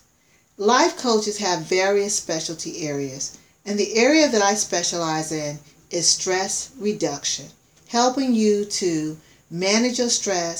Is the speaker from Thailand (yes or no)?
no; South Carolina, United States; as a child, I grew up in the country. I grew up in South Carolina